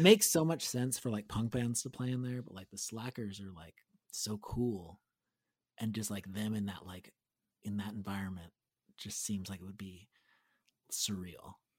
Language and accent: English; Gilroy, California, United States; Aaron and I grew up in Gilroy